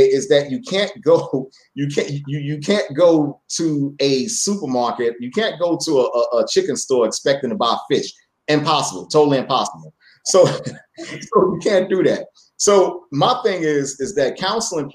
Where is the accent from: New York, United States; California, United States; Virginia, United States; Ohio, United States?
New York, United States; New York City; I grew up in Brooklyn Farragut Projects